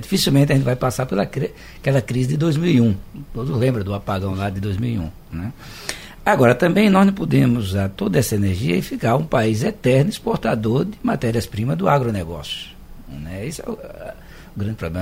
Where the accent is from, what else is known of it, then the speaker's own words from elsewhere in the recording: Arapiraca, Alagoas, Brazil; now in Recife, Brazil; Eu também sou do interior de Alagoas, de Arapiraca, a gente chamava de carrapateira